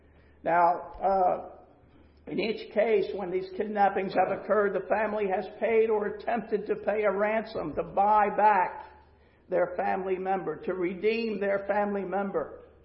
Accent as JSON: {"language": "English", "region": "Pennsylvania", "country": "United States", "also_born_or_lived": "Florida", "lives_now": "North Carolina, United States", "said": "And so we were transplants from Pennsylvania to Florida. And now we're transplants from Florida to North Carolina."}